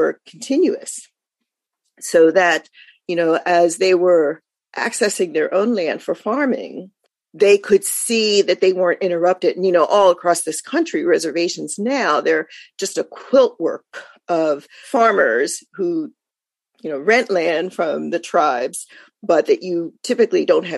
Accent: Philadelphia, Pennsylvania, United States; moved away; also born or lived in Los Angeles; I was born and raised in Philadelphia

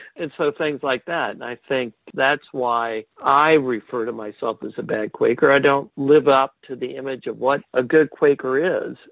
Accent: Ohio, United States; I'm from Ohio

